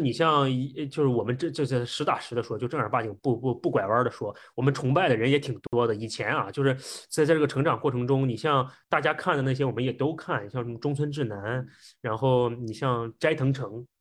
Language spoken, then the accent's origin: Chinese; China; 我们中国人本身骨子里的一些思考模式和特性